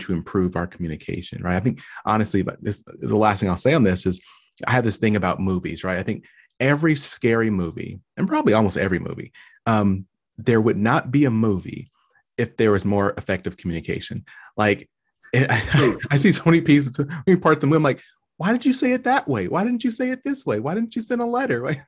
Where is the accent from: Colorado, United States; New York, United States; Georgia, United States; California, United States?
California, United States; accent: West Coast; moved away; I'm from California initially, and I swore I did not have an accent. But as soon as I left California, people were very quick to tell me.